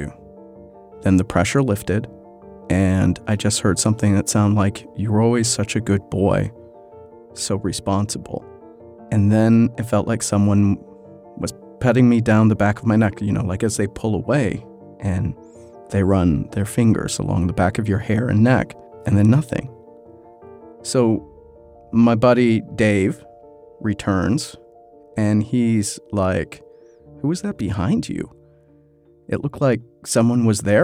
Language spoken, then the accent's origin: English; Chicago, Illinois, United States; moved away; also born or lived in Los Angeles; I'm from Chicago. I am a city boy